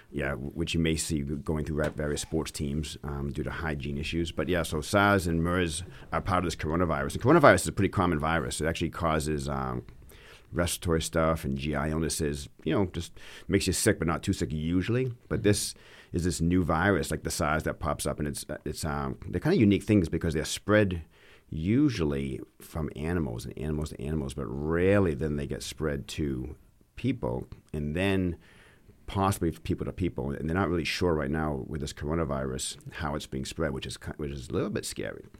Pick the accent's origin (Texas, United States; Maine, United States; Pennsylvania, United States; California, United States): Maine, United States; Auburn; my wife and I grew up in Auburn, Maine